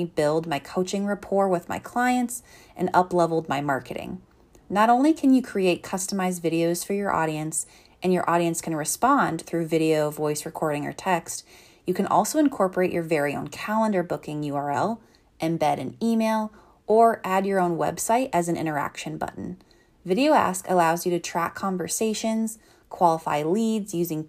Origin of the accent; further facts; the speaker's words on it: Colorado, United States; I grew up in Colorado